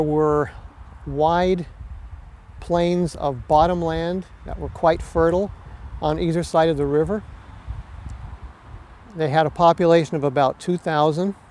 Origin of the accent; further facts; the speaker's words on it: Wyoming Valley, Pennsylvania, United States; I was born and raised in Wyoming Valley